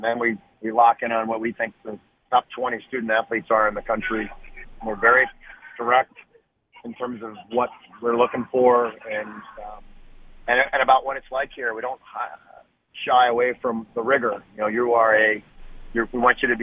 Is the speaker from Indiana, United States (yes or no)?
yes; Indiana, United States; I'm from Indiana